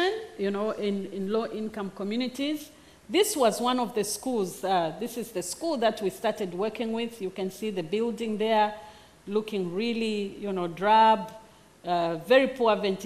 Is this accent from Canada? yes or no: no; Zambia